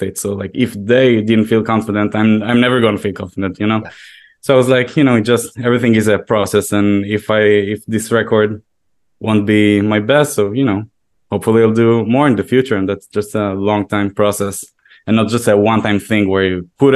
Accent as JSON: {"language": "English", "country": "Israel", "tie": "born or raised there", "moved": "as an adult", "lives_now": "New York, United States", "said": "I am originally from Israel, yeah. And I moved to New York about 7 months before the pandemic."}